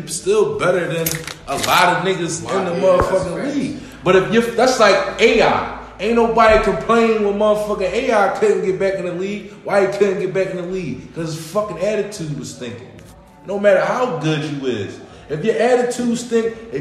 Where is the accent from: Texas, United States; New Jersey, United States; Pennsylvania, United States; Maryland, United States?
Pennsylvania, United States; Philadelphia; I'm from Philly.